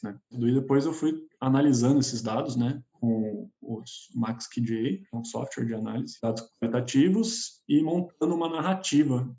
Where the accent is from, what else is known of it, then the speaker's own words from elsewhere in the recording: Brazil; moved away as an adult; now in São Paulo, Brazil; sou do interior, na verdade, não sou de São Paulo